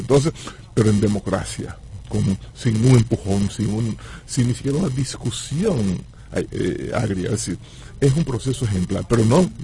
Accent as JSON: {"language": "Spanish", "town": "Nagua", "region": "María Trinidad Sánchez", "country": "Dominican Republic", "said": "yo soy de Nagua"}